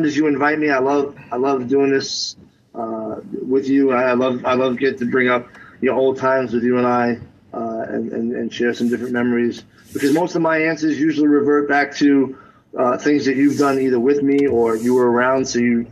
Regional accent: New York City, New York, United States; growing up in the Bronx

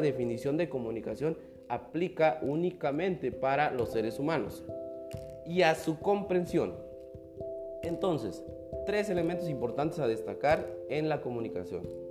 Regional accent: Mexico; como mexicanos

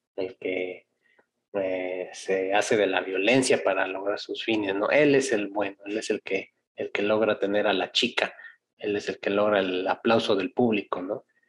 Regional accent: Mexico

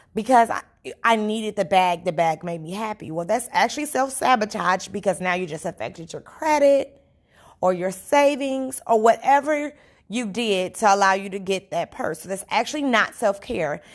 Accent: Chicago, Illinois, United States; I'm a Chicagoan in the United States

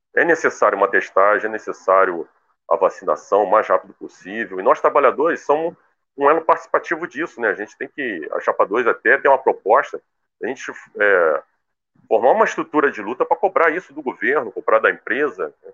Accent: Brazil

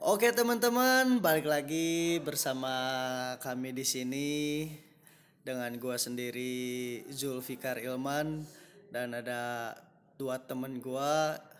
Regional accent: West Java, Indonesia; kita tuh orang Sunda

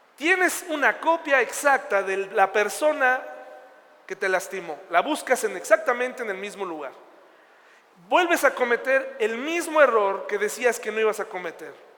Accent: Mexico; yo soy mexicano, aquí pienso estar, aquí voy a echar raíces en mi ciudad

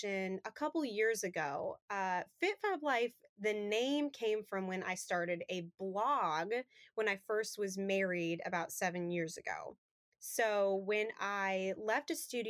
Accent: Colorado, United States; now in Thomasville, United States; Originally, I'm from Colorado.

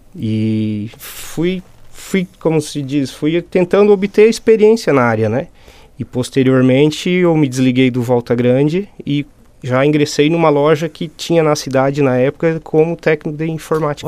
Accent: Forquilinha, Santa Catarina, Brazil; moved away as an adult; now in Meleiro, Brazil; sou nascido em Forquilinha mesmo, filho da terra

